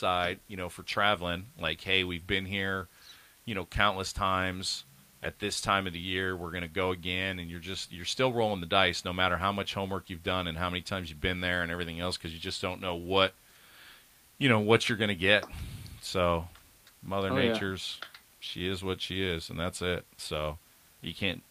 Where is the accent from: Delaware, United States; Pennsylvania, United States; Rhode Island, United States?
Pennsylvania, United States; Northeast; Grew up in Pennsylvania. I grew up in Northeast.